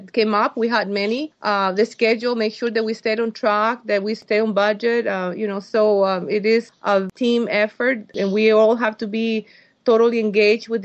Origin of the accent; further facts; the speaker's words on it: Costa Rica; moved away as an adult; now in United States; I was born in Costa Rica, and I didn't come to the States until I was 21